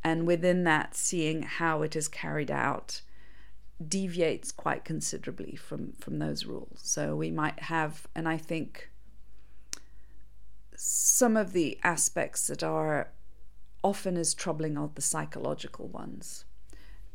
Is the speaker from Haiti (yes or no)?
no; Mauritius; I'm from Mauritius